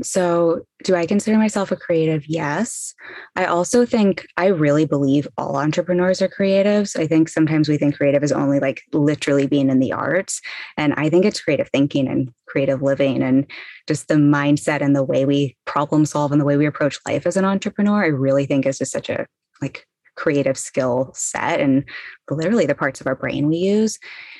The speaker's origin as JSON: {"language": "English", "region": "England", "country": "United Kingdom", "tie": "born there", "also_born_or_lived": "South Florida / Los Angeles", "lives_now": "Brooklyn, United States", "said": "I was born in England, then moved to South Florida, went to college there, and then spent 10 years in Los Angeles"}